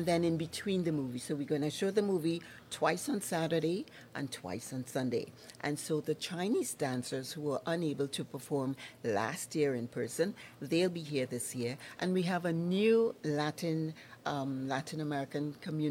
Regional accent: Trinidad & Tobago; moved away as an adult; now in Lloydminster, Canada; I'm from Trinidad and Tobago.

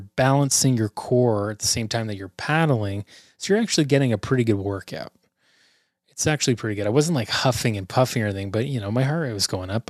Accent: Canada; We are the Canadian content

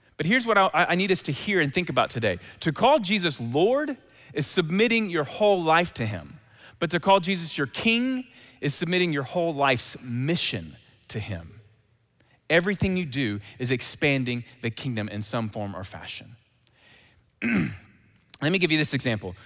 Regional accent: Memphis, Tennessee, United States; accent: Southern; I'm from Memphis.

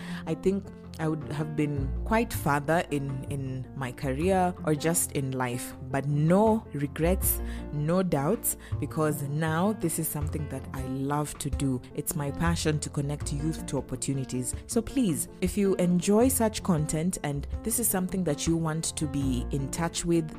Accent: Kenya; also born or lived in Glasgow, Scotland; I am a Kenyan

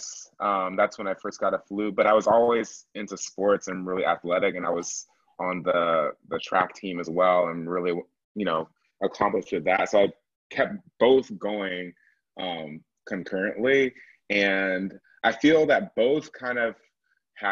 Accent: Atlanta, Georgia, United States; I'm from Atlanta originally. I was the youngest person to be in the Atlanta Symphony Youth Orchestra

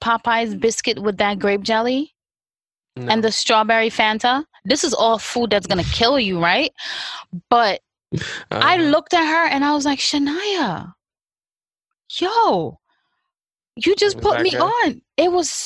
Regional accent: New York City, New York, United States; I grew up in Brooklyn where it was McDonald's, Burger King, Wendy's

